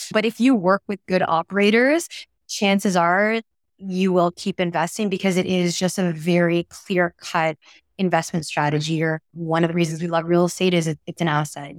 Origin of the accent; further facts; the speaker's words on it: Toronto, Ontario, Canada; moved away; I'm from Toronto uh, originally